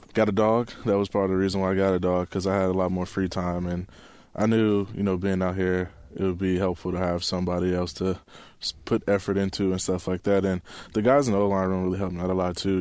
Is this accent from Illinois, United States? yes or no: yes; Chicago, Illinois, United States; moved away as an adult; also born or lived in Arizona; now in Seattle, United States; I'm from Chicago